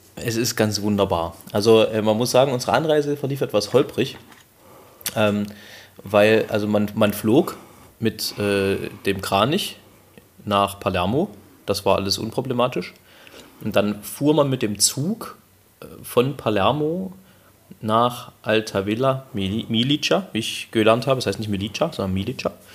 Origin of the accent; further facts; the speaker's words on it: Germany; wir kommen aus Deutschland